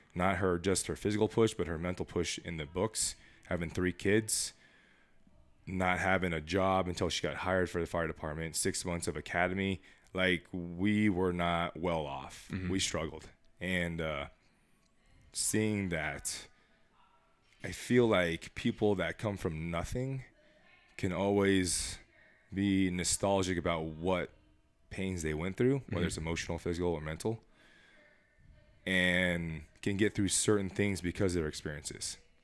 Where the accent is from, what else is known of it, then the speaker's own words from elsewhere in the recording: Las Vegas, Nevada, United States; I was born and raised here in Las Vegas, Nevada, and 36 years old